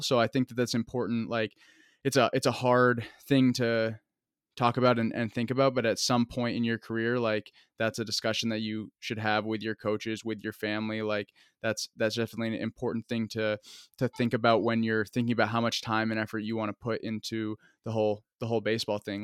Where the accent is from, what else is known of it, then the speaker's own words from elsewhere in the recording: Vermont, United States; moved away as an adult; I'm from Vermont